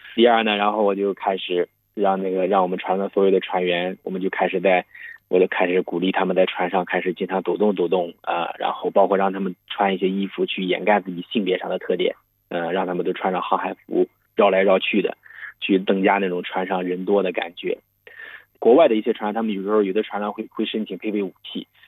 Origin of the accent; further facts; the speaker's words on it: China; 我们中国人